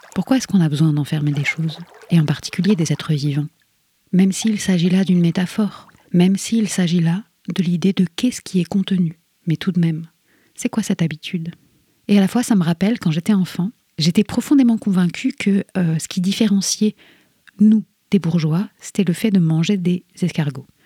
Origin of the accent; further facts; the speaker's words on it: Rennes, Brittany, France; moved away as an adult; Je suis partie de Rennes comme un six d'épée, parce que je ne voyais plus comment continuer, parce que j'étais bien trop abîmée. Il m'a fallu dix ans pour revenir, pour revoir les lieux où j'ai poussé